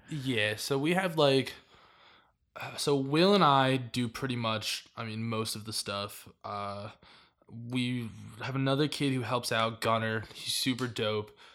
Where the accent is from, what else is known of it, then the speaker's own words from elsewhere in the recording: Miami, Florida, United States; I was born in Miami